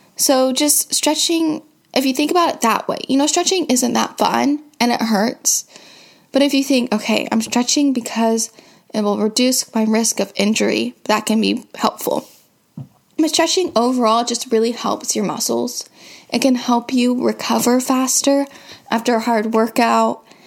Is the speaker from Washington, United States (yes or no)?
yes; Seattle, Washington, United States